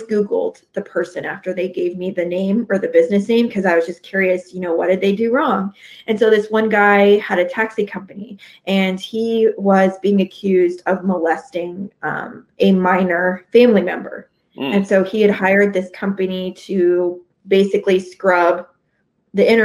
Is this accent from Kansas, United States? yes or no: yes; 2 hours west of Kansas City, United States; my hometown is 2 hours west of Kansas City